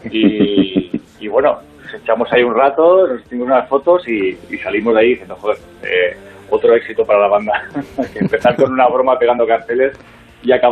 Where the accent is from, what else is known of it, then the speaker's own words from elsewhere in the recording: Region of Murcia, Spain; lo mismo con, el AVE, que somos de Murcia